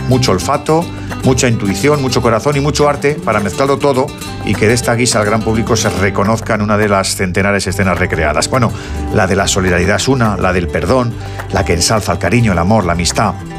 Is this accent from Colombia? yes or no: no; Spain; en esto sí que somos unánime los españoles